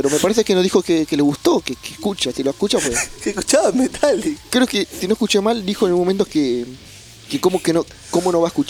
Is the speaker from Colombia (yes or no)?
no; Mexico; esto lo he vivido unos meses en Córdoba, en Argentina. Pero soy de México.